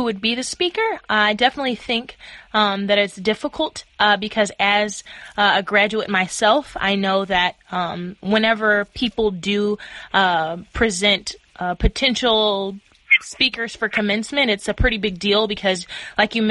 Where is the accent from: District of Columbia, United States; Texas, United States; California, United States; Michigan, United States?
Michigan, United States; Dearborn; I'm from Dearborn, Michigan